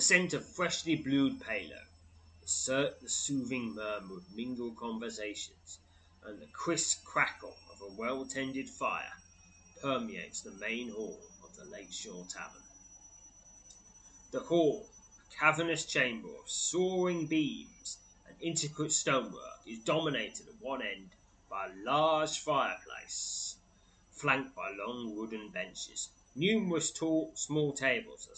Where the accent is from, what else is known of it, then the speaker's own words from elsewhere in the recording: England, United Kingdom; as an English person